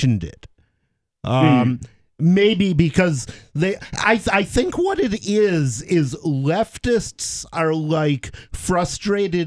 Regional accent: Ann Arbor, Michigan, United States; moved away as an adult; I grew up in Ann Arbor, Michigan

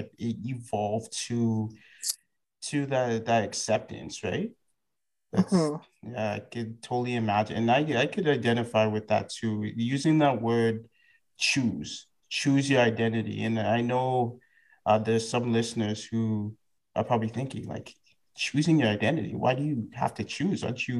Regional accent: Canada; being Ghanaian West African and having both my parents born in Ghana, where I was born in Canada, I was still really involved in the culture.

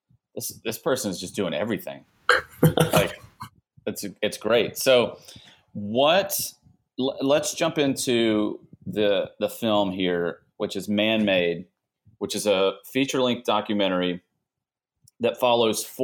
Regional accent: United States; I grew up about an hour and a half north of New Orleans

